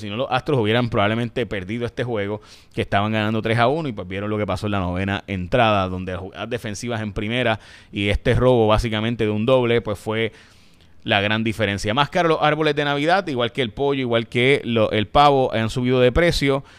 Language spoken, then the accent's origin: Spanish; San Lorenzo, Puerto Rico; yo soy de San Lorenzo